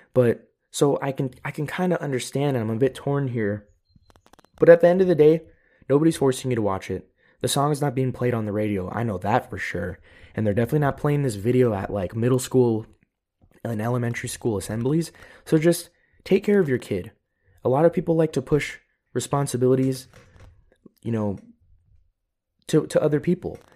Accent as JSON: {"language": "English", "country": "United States", "moved": "yes", "lives_now": "Europe", "said": "I am an American. I am living in Europe, but I am still an American"}